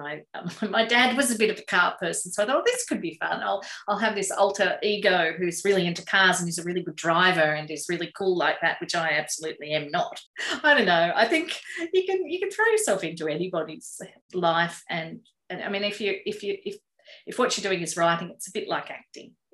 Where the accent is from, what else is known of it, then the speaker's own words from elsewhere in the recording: Sydney, New South Wales, Australia; also born or lived in Bourke, New South Wales / Wellington, New South Wales; So I was born in Manly. Then we went back to Bourke where my dad was born, and we lived there for 5 or 6 years, moved back to the northern beaches